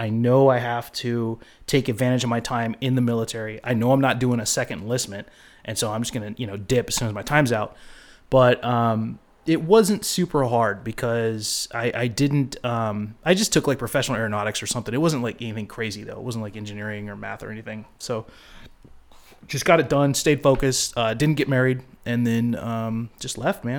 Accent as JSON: {"language": "English", "town": "Eureka", "region": "California", "country": "United States", "tie": "born or raised there", "said": "No, I grew up in Eureka, California, which is up in Humboldt."}